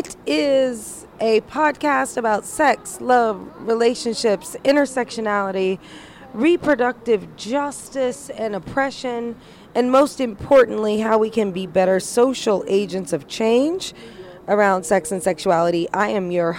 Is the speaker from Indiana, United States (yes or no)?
yes; Indiana, United States; I was raised in Indiana